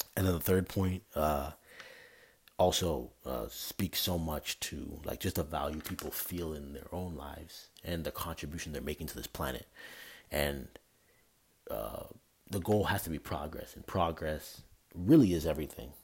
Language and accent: English; Canada; moved away; I'm from Canada. Like I don't live anywhere near where I'm from